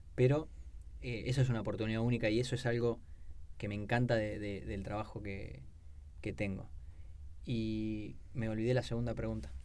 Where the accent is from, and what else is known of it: Argentina